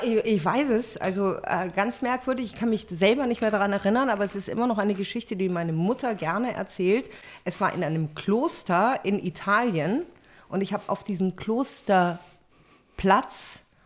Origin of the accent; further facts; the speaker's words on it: Munich, Bavaria, Germany; moved away as an adult; also born or lived in Berlin; now in Potsdam, Germany; Ich bin ein Münchner Kindel